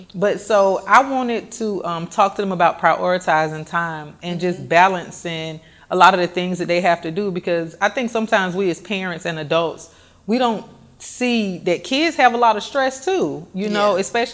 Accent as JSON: {"language": "English", "town": "College Park", "region": "Georgia", "country": "United States", "said": "Okay, so originally I'm from Atlanta, Georgia. Well, let me not say Atlanta. I'm from College Park, but I have to say Atlanta because people always say, where's College Park?"}